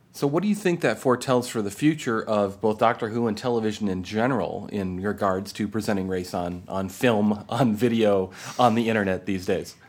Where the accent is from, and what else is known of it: United States